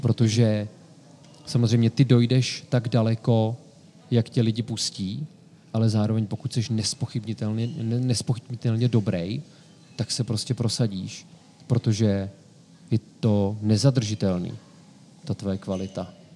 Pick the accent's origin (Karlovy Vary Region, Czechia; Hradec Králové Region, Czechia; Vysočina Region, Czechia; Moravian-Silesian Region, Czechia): Karlovy Vary Region, Czechia; Sokolov; moved away; svoje dětství v Sokolově, tak si jako první vybavuju byt, ve kterém jsem vyrostl